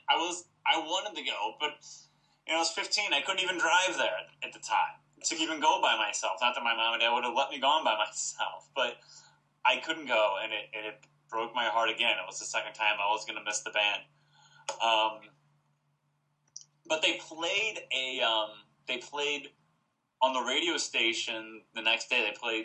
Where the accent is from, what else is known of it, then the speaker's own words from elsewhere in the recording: St. Louis, Missouri, United States; The convention tour came to St. Louis, my hometown